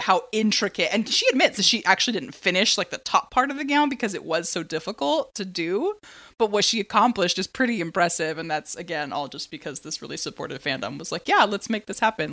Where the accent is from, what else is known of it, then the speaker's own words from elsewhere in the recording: San Diego, California, United States; I'm from San Diego, and it's the land of Comic-Con